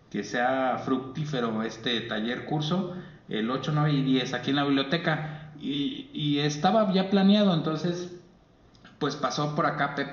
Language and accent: Spanish; Mexico; porque soy mexicano.